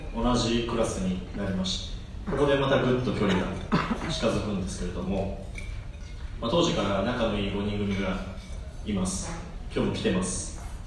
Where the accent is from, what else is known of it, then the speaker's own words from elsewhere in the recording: Hamamatsu, Shizuoka, Japan; 僕らが生まれ育った静岡県浜松市というところ